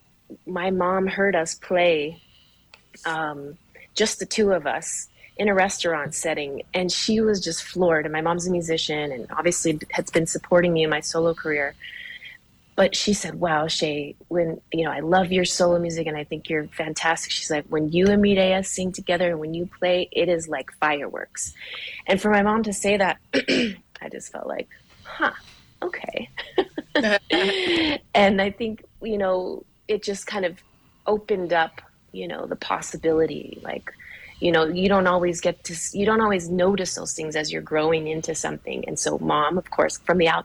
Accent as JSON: {"language": "English", "town": "Portland", "country": "United States", "tie": "born or raised there", "moved": "yes", "lives_now": "Albuquerque, United States", "said": "I'm in New Mexico now, and I think of how much. Being here in Albuquerque, because I grew up in Portland"}